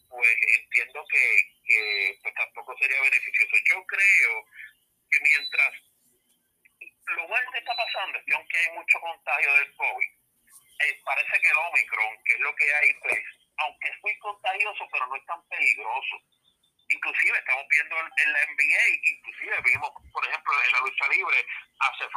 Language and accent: Spanish; Ponce, Puerto Rico; also born or lived in Adjuntas; yo nací en Ponce, pero mi familia es del pueblo de Adjuntas